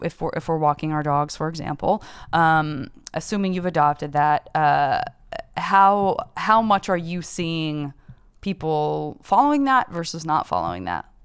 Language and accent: English; Arizona, United States; I'm from Arizona.